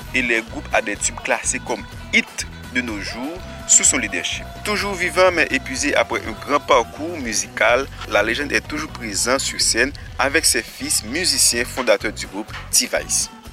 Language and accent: French; Haiti; chez nous en Haïti